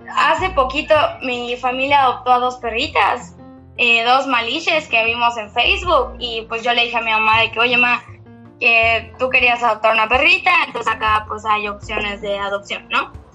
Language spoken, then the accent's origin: Spanish; Mérida, Yucatán, Mexico; soy de Mérida, Yucatán. Aquí nací, crecí y absolutamente todo